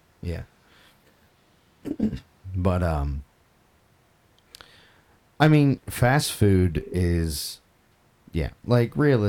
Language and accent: English; Scotland, United Kingdom; Maybe it is, but I'm Scottish, so...